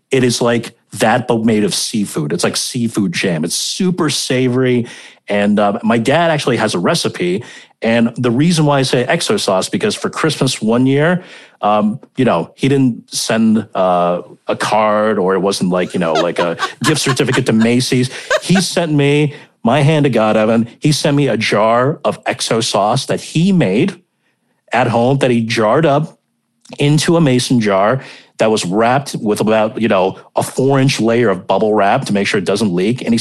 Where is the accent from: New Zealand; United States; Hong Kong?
Hong Kong; if I were in Beijing and I told you about the food that I grew up eating in Hong Kong